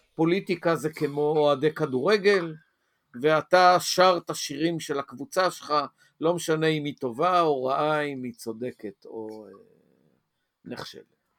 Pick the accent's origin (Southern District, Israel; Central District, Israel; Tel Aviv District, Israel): Tel Aviv District, Israel; Tel Aviv; moved away as an adult; also born or lived in Hadera / Azor; גדלתי בתל אביב ועברתי את כור ההיתוך התל אביבי